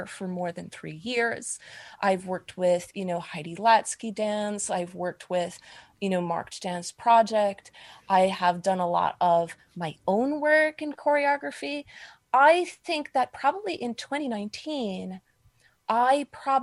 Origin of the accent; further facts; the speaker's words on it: New York City, New York, United States; I am a New Yorker. I live in Manhattan.